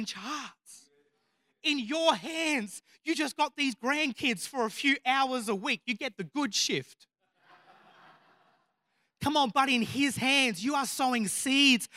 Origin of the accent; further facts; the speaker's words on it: Murray Bridge, South Australia, Australia; I grew up in Murray Bridge